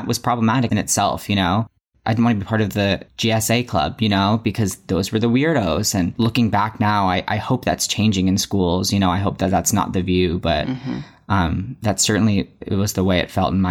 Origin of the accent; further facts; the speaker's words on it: Massachusetts, United States; also born or lived in New York; I'm from Massachusetts and was born in New York